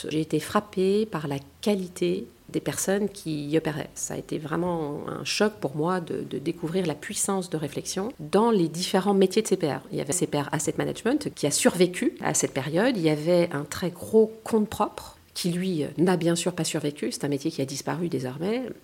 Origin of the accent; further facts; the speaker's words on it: France; Après tout je suis française et d'ailleurs très fière de l'être